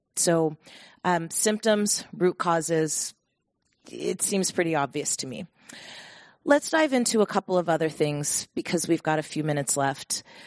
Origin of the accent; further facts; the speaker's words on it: Bay Area, California, United States; born and raised in the Bay Area